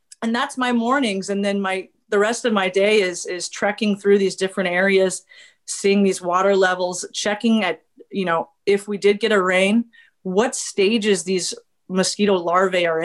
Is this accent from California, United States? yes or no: yes; Armstrong Woods, Sonoma County, Northern California, United States; moved away; I grew up in Armstrong Woods also